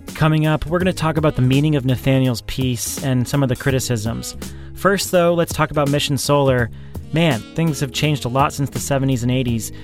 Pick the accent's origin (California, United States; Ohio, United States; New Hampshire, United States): New Hampshire, United States; New Hampshire governor, my home state